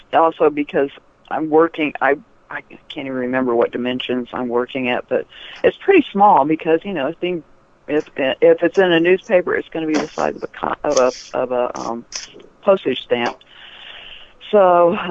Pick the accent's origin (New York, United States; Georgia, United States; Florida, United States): Georgia, United States; Atlanta; I grew up in Atlanta